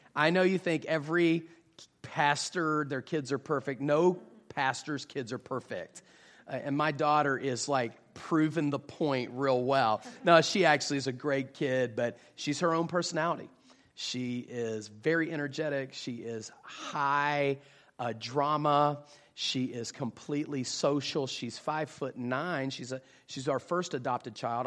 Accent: West Virginia, United States; now in Jacksonville, United States; I am actually originally from West Virginia, but I currently live in Jacksonville, Florida

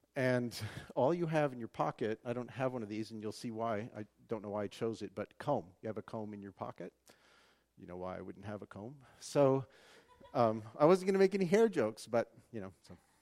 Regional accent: Western Washington, United States; my hometown has a big, uh, um, fair, the Western Washington State Fair.

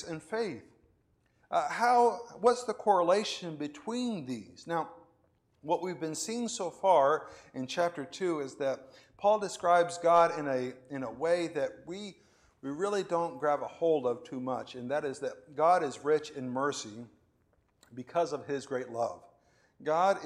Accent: Venezuela; moved away as an adult; also born or lived in Florida, United States / Spain; now in Houston, United States; I was born in Florida, and I lived in Venezuela, and I lived in Spain, and now I live in Houston. Those are not equal in duration, right? I lived 18 years in Venezuela

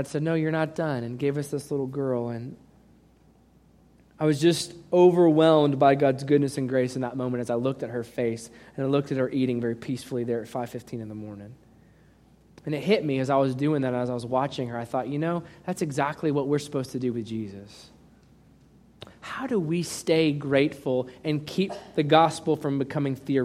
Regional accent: United States; We Americans

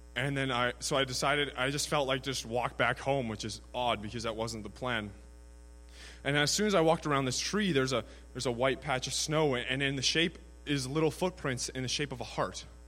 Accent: Prince George, British Columbia, Canada; I'm from Prince George, BC, 21 years of age

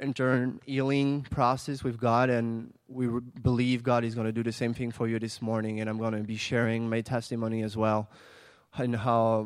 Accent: France; moved away; I'm from France

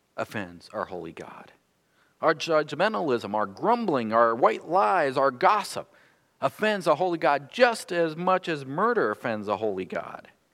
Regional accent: North Dakota, United States; now in Michigan, United States; I've lived more of my years here in Michigan than I lived in my home state of North Dakota, but I still feel like I'm a North Dakotan

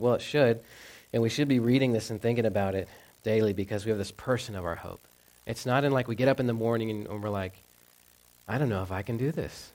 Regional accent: Texas, United States; moved away; growing up in the South, um, we had lakes, but they were all man-made. I didn't get like how cool or magnificent like lakes could be. In Texas

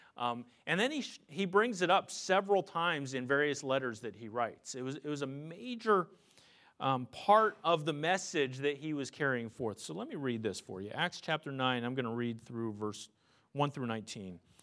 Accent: Pennsylvania, United States; I grew up in Pennsylvania

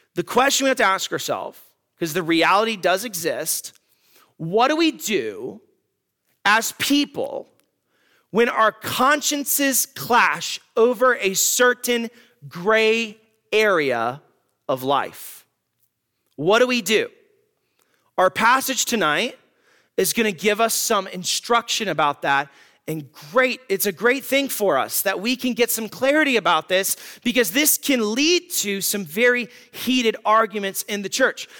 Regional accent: United States; as American Christians

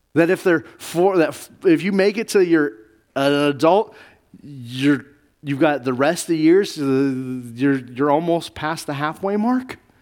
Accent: Navajo and Zuni reservations, Southwest, United States; I grew up on the Navajo Zuni reservations

